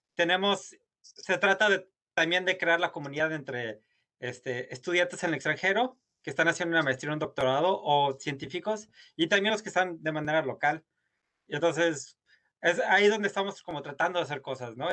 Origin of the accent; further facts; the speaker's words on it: Guanajuato, Mexico; moved away as an adult; also born or lived in Europe / Harvard University, United States; crecí, soy originario de Guanajuato